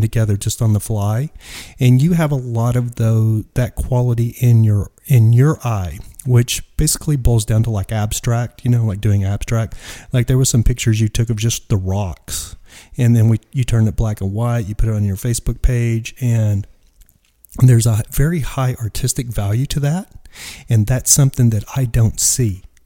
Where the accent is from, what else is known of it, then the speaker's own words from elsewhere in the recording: West Texas, United States; now in Joshua Tree, United States; I grew up in West Texas.